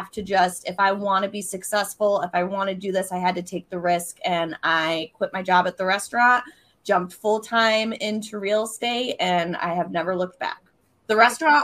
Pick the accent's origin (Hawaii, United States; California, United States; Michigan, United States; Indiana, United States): Michigan, United States; Mount Pleasant; I am from Mount Pleasant, Michigan, which is in the very center of Michigan. So for those of you who can't see, yes, I'm a Michigander